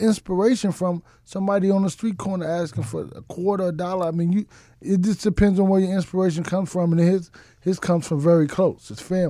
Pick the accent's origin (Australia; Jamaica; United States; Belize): United States; Dallas, Texas; I'm from Dallas